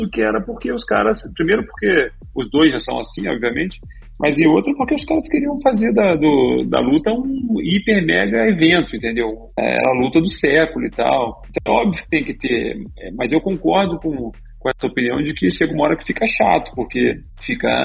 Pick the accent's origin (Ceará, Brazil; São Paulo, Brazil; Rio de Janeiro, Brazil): Rio de Janeiro, Brazil; Resende; also born or lived in Minas Gerais; eu sou de Resende aqui, na verdade. Nasci em Minas